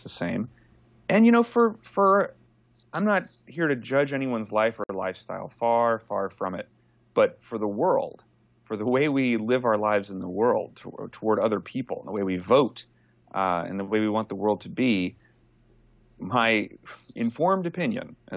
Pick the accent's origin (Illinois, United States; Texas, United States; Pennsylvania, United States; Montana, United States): Texas, United States; I'm from Texas originally, and I was born and bred a conservative